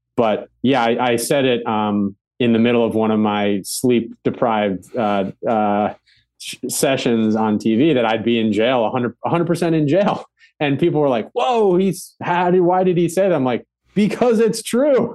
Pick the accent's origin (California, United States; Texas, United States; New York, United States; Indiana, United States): New York, United States; Ulster County; growing up in Ulster County, it was, like, Republican